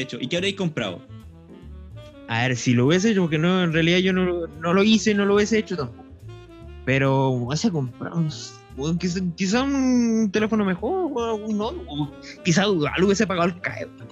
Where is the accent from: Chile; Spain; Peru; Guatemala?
Chile; como buen chileno